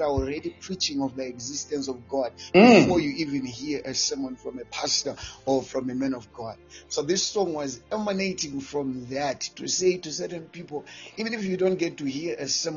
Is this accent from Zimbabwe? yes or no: yes; Mberengwa, Midlands, Zimbabwe; just a simple guy who was born in Zimbabwe in a place called Mberengwa.